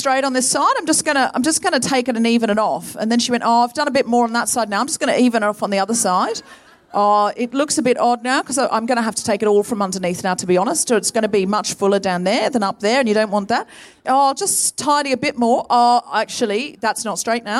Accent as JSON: {"language": "English", "country": "Australia", "tie": "born or raised there", "also_born_or_lived": "Britain", "moved": "as an adult", "lives_now": "United Kingdom", "said": "I was born and raised in Australia, but I've lived in Britain all my grown-up life."}